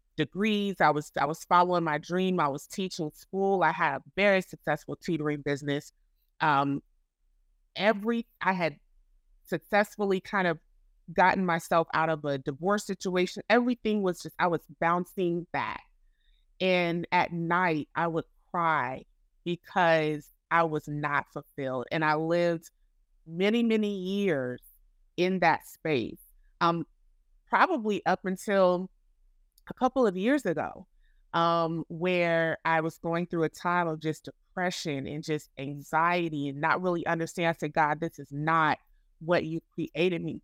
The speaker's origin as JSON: {"language": "English", "region": "Florida", "country": "United States", "moved": "as an adult", "lives_now": "Chicago, United States", "said": "I am originally from Florida, um, and I am now residing in Chicago, Illinois"}